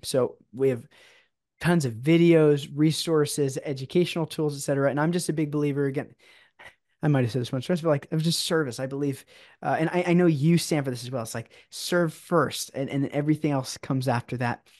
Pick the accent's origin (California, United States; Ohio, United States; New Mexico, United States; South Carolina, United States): California, United States; San Diego; now in Orange County, United States; I'm actually originally from San Diego